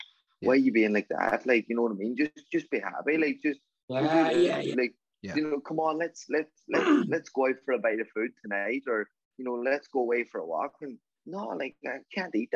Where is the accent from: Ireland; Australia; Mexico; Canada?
Ireland; Donegal, Ulster; also born or lived in Los Angeles, United States; I was a young lad from Donegal heading out to Hollywood and in Los Angeles